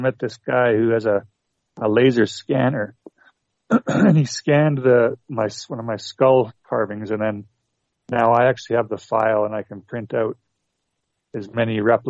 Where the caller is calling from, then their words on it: Canada; from Canada.